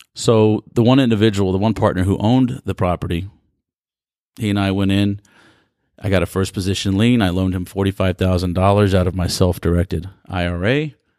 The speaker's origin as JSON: {"language": "English", "country": "United States", "tie": "born or raised there", "said": "being born and raised in America"}